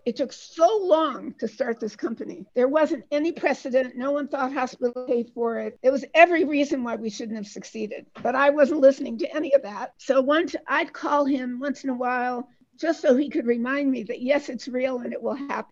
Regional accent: Detroit, Michigan, United States; I was born in Detroit, Michigan

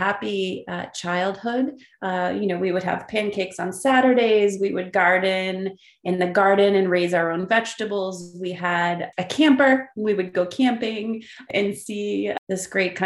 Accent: Burlington, Massachusetts, United States; I grew up in Burlington, Massachusetts

